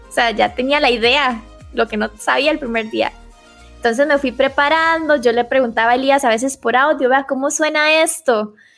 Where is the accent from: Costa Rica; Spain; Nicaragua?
Costa Rica; Limón; now in Greater Metropolitan Area, Costa Rica; realmente soy de Limón.